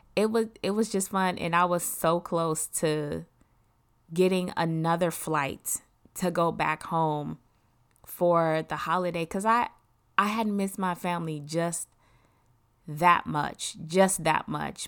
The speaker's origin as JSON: {"language": "English", "town": "Detroit", "region": "Michigan", "country": "United States", "tie": "born or raised there", "also_born_or_lived": "Germany", "moved": "yes", "said": "another friend that I grew up in Detroit"}